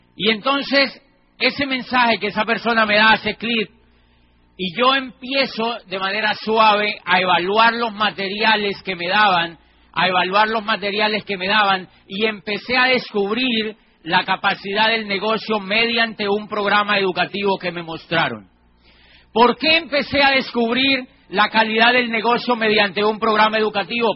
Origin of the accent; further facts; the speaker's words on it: Colombia; Yo trabajaba como rector de una universidad privada en mi país, en una ciudad que queda al sur de Colombia